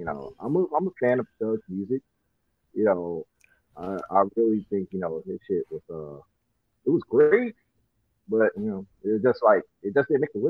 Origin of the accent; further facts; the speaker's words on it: Richmond, Virginia, United States; I listen to a lot of Richmond rap. Like, that's my hometown.